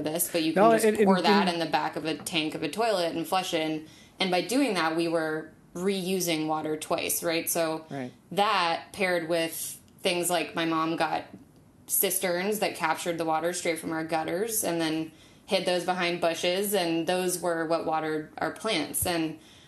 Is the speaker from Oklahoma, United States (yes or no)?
no; Durham, North Carolina, United States; I was raised an environmentalist by my parents. I'm from Durham, North Carolina